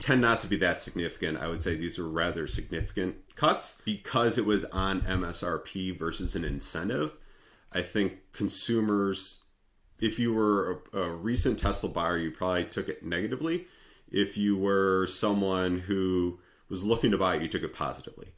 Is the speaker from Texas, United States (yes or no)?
no; Detroit, Michigan, United States; I'm from the Detroit area